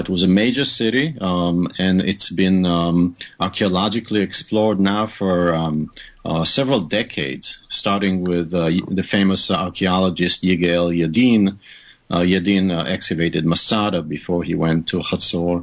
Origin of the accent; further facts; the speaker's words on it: Haifa, Haifa District, Israel; first language Hebrew; English is a second language; moved away as an adult; also born or lived in New York / Arizona / Maryland; now in United States; I grew up in Haifa, which is in the north of Israel